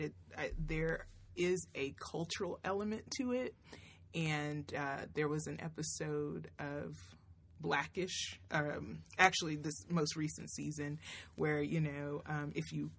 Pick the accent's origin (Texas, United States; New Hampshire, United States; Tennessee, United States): Tennessee, United States; moved away as an adult; also born or lived in Florida; I grew up in Tennessee, but I came to school here in Florida at FAMU.